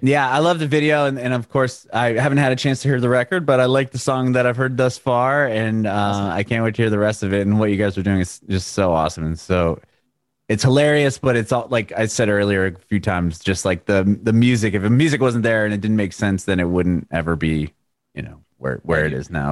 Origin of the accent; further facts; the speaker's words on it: San Diego, California, United States; moved away as an adult; now in Nashville, United States; he grew up in the same area that I grew up in San Diego